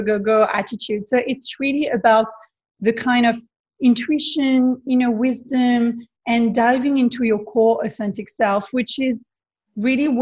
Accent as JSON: {"language": "English", "region": "Provence-Alpes-Côte d'Azur", "country": "France", "tie": "born or raised there", "also_born_or_lived": "Bondi Beach, Sydney, Australia", "second_language": "English", "moved": "as an adult", "lives_now": "Sydney, Australia", "said": "I'm originally from France, from the south of France, the beautiful Provence landscape with the beach and Saint-Tropez and all those kind of beautiful places. So I had the privilege to grow up there"}